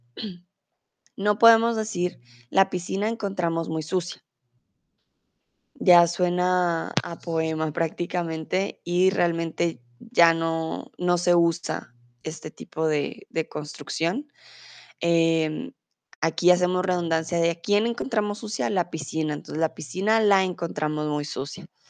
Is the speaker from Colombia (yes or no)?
yes; Colombia; now in Germany; yo soy de Colombia, comúnmente vivo en Alemania, pero ahora estoy en el bonito México.